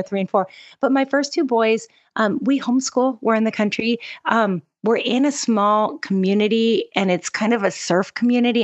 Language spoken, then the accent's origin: English; Seattle, Washington, United States; moved away as an adult; now in Oahu, Hawaii, United States; I'm originally from the Pacific Northwest. So I'm kinda a Seattle girl